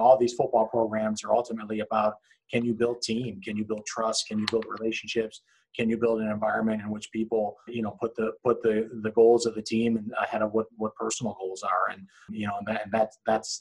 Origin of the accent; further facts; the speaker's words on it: Cleveland, Ohio, United States; moved away; I'm from Cleveland